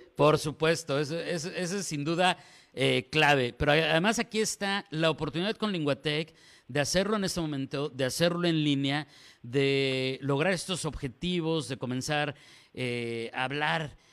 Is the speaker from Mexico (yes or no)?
yes; Mexico; como decimos acá en México